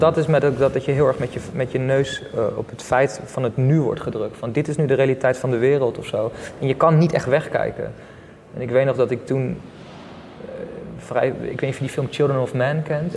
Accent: Leiderdorp, South Holland, Netherlands; moved away as an adult; also born or lived in South India / Friesland; Ik ben geboren in Leiden, Leiden-dorp om precies te zijn

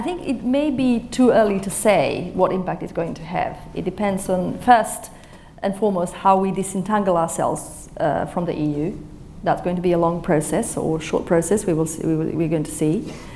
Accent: Bosnia & Herzegovina; now in United Kingdom; I was born in Bosnia

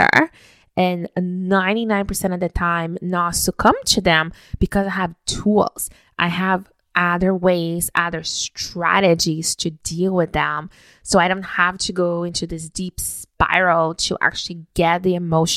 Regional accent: Brazil; moved away; growing up in Brazil, we woke up every single morning with my parents bringing us a hot cup of hot chocolate

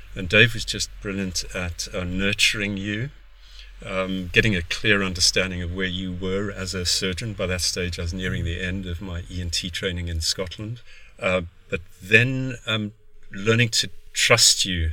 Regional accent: South Africa; moved away; also born or lived in Cape Town; I'm South African of origin, med school in Cape Town

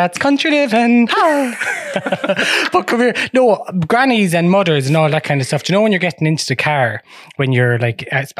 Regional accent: Clareen, County Offaly, Ireland; I come from Clarine, just outside Clarine.

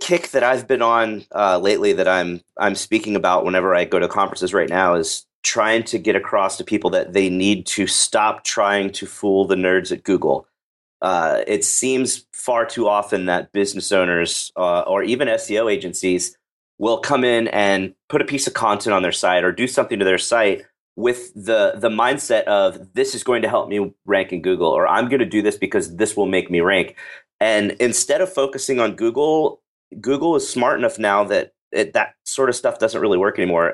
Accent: Dallas, Texas, United States; I am from Dallas, Texas

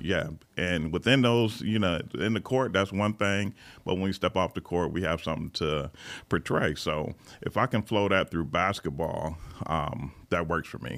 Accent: Lansing, Michigan, United States; moved away as an adult; now in California, United States; I'm originally from Lansing, Michigan

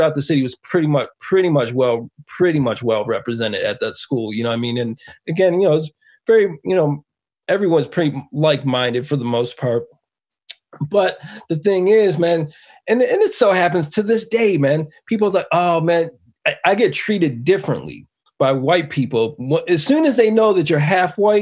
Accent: Buffalo, New York, United States; moved away; growing up in Buffalo

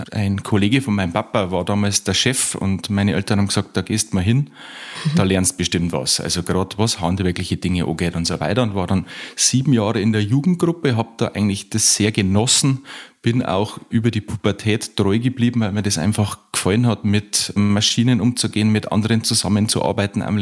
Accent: Upper Palatinate, Bavaria, Germany; Aus Kaum in der Oberpfalz in Bayern.

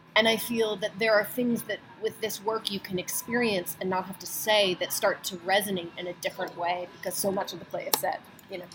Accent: United States; I grew up outside of Washington D.C.

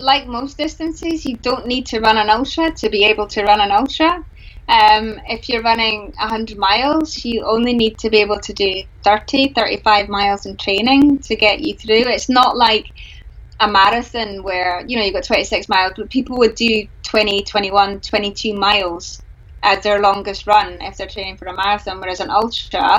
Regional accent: Glasgow, Scotland, United Kingdom; I'm from Glasgow

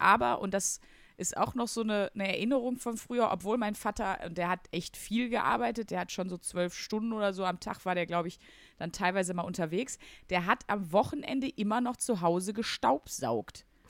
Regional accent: Wuppertal, North Rhine-Westphalia, Germany; accent: Ruhrgebiet; also born or lived in Wesel; ich bin äh, in Wesel geboren im Krankenhaus. Okay. Ähm, genau. Und dann bin ich sogar aufgewachsen in Wuppertal

